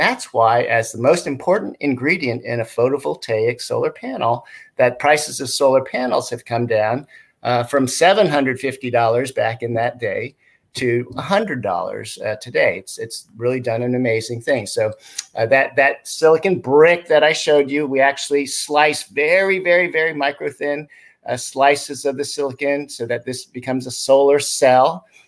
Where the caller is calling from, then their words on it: California, United States; And I'm dialing in from the San Francisco Bay Area.